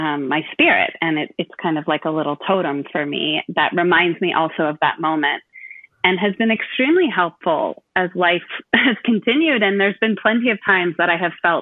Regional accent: California, United States; moved away as an adult; also born or lived in Madison, Wisconsin; I grew up in California

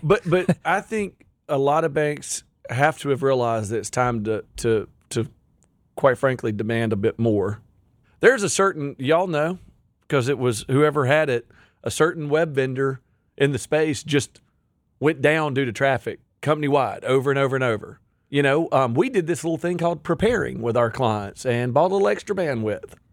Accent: Pontotoc, Mississippi, United States; I'm a redneck from Pontotoc, Mississippi

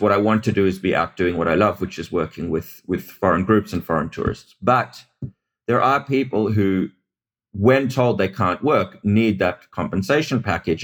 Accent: Australia; also born or lived in South Africa; now in Israel; I grew up in Australia, but I was born in South Africa.

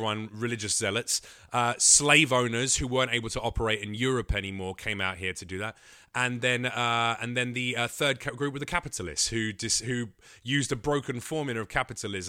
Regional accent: London, United Kingdom; I grew up in East London with black friends, Bangladeshis, Pakistanis, Asian friends of all kinds.

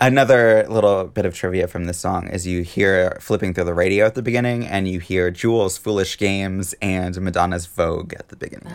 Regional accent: Seattle, Washington, United States; Seattle, my hometown

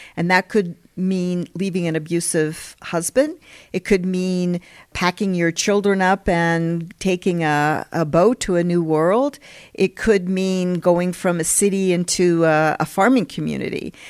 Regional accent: Colorado, United States; moved away as an adult; also born or lived in California / Philadelphia, United States / Heidelberg, Germany; now in Utah, United States; I grew up, I went to junior high and high school in Colorado and elementary school in California

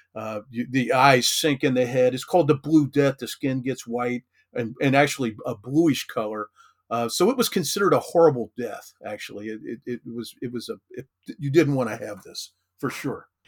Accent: Kentucky, United States; I grew up in Kentucky, uh, lived here most of my life

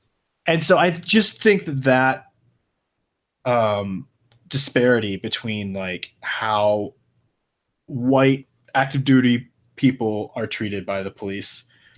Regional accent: Michigan, United States; also born or lived in Oklahoma; I definitely did, especially like, you know, in Oklahoma, but even when I was, you know, growing up in Michigan, I definitely got, kind of, you know, never anything violent, but definitely just hassled, you know?

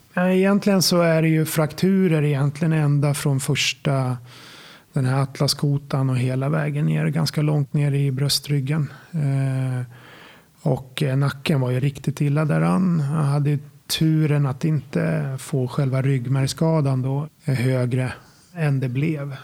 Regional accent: Sala, Västmanland, Sweden; moved away as an adult; jag kommer från Sala från början, Silverstaden. Ja, det är där jag är uppvuxen till eh, ungefär 25-årsåldern innan jag flyttade därifrån

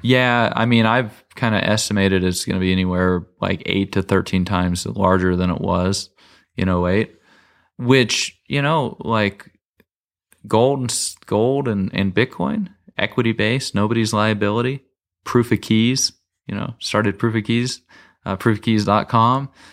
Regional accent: United States

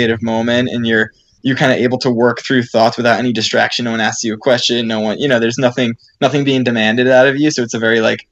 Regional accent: Seekonk, Massachusetts, United States; My parents had a road race that they ran in my hometown of Seekonk, Massachusetts

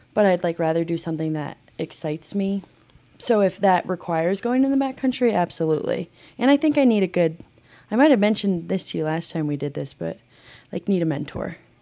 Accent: Alma, Colorado, United States; moved away as an adult; now in Salt Lake City, United States; I'm from South Park, Colorado. Grew up in Alma at ten thousand feet

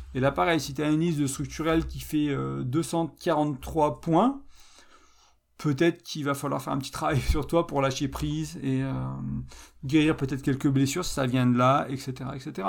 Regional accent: France; je suis français

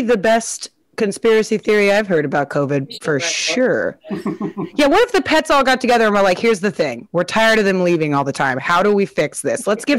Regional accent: Midwest, United States; because I'm from the Midwest. This is a normal thing.

